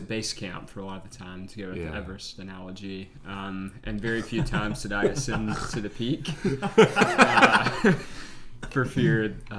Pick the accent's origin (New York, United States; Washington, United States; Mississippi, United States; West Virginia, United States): Mississippi, United States; Jackson; I'm from Jackson, Mississippi.